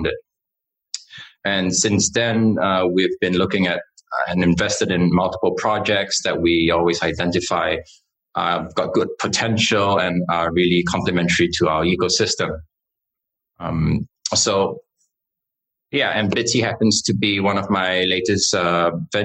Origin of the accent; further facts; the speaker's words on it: Singapore; I was born and raised in Singapore.